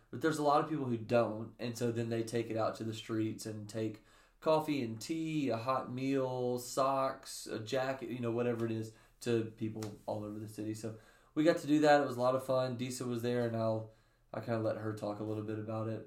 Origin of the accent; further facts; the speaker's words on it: the Bible Belt in the South, United States; I grew up in the Bible Belt in the mm-hmm. South